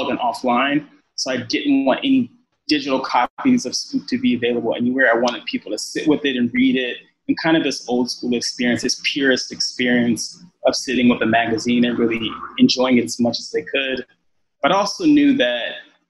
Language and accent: English; Los Angeles, California, United States; moved away; also born or lived in New York; I'm originally from Los Angeles